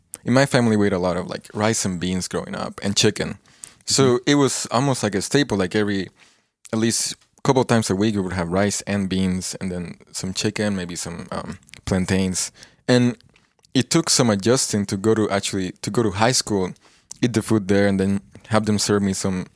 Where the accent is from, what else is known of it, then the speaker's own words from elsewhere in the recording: Puerto Rico; now in United States; I'm from Puerto Rico. I just moved here like a couple months ago